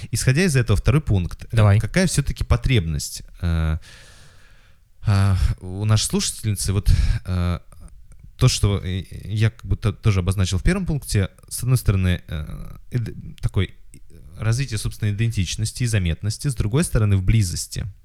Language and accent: Russian; Kazakhstan; у людей такое представление, что я должна знать казахский, раз я казашка.